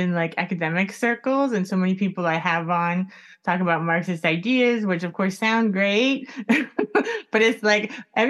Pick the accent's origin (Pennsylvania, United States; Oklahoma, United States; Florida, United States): Florida, United States; Miami; I grew up in Miami, so there's this like close relation to Cuba